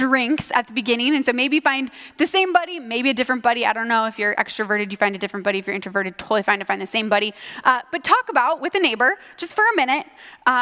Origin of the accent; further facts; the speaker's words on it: Ankeny, Iowa, United States; I grew up here in Ankeny